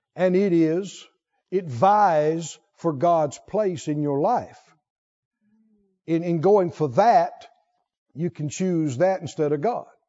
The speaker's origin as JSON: {"language": "English", "region": "the South", "country": "United States", "tie": "born or raised there", "said": "I grew up in the South and the country, and we were all hot rod heads around there"}